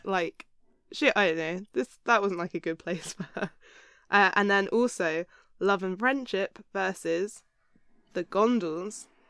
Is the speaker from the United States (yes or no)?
no; Hampshire, South East England, United Kingdom; I'm from the south of England.